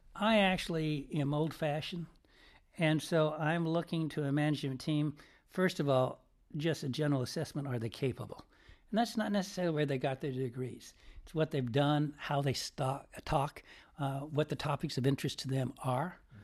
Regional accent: Piedmont, California, United States; I'm from a town called Piedmont, California, across from San Francisco

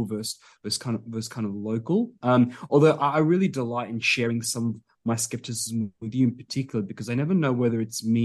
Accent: Adelaide, South Australia, Australia; moved away as an adult; also born or lived in Georgia; now in Sydney, Australia; My family moved over, you know, immigrated to this great country when I was little, and you know, to Adelaide. Grew up in Adelaide

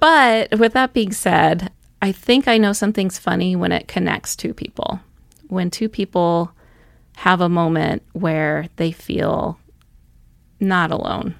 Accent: Dover, Massachusetts, United States; also born or lived in Duxbury, Massachusetts; now in Missoula, United States; I grew up outside of Boston, Massachusetts

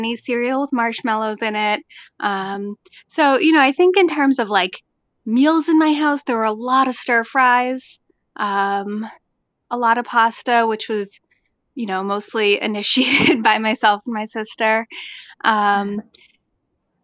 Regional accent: Cambridge, Massachusetts, United States; I grew up in Cambridge, Massachusetts, which is, among other things, where Harvard University is

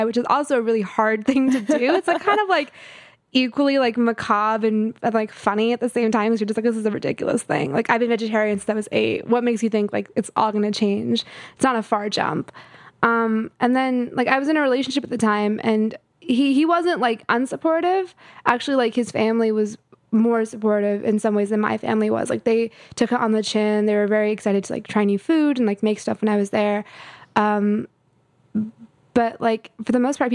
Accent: California, United States; also born or lived in Houston, Texas / Atlanta, Georgia / Colorado; from like seven onwards, I was in California

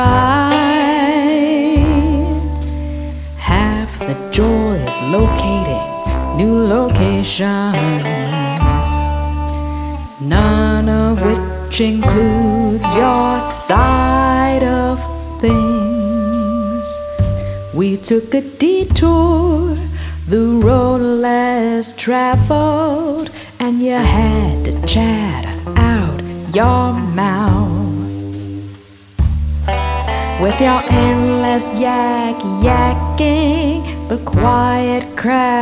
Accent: Virginia, United States; now in Western Massachusetts, United States; Growing up in Virginia

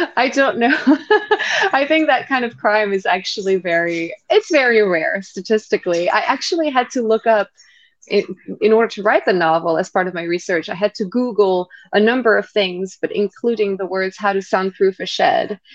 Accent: Île-de-France, France; moved away as an adult; also born or lived in London / New York; I grew up in France

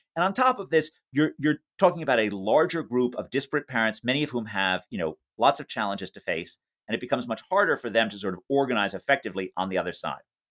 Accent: New York City, New York, United States; a child growing up in New York City

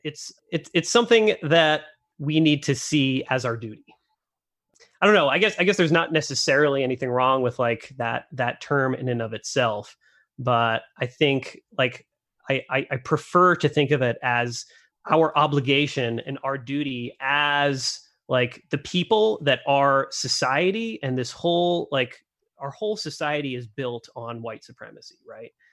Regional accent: Northeast, United States; moved away as an adult; now in Idaho, United States; I've been living in Idaho for only ten years and I grew up in the Northeast

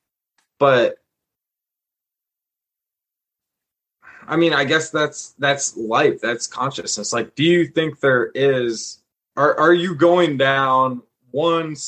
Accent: Cincinnati, Ohio, United States; I'm from Cincinnati

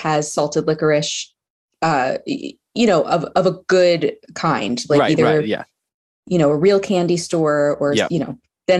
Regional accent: New York City, New York, United States; growing up in Staten Island, it's more of a Cheetos place.

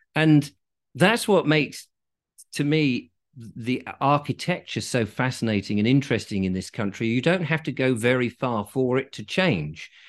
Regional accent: England, United Kingdom; I am English

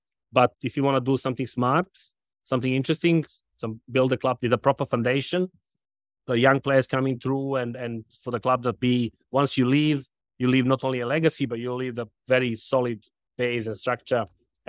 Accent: Belgrade, Serbia; also born or lived in London; now in Charlotte, United States; I was born in Serbia, Belgrade.

